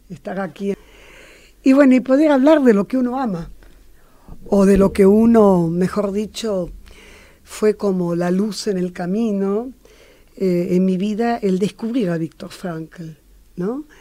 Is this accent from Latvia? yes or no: yes; Latvia; moved away; mi familia fue perseguida por el comunismo. Ah. Y de allí, la, yo soy de Letonia, eh, y tuvimos que huir.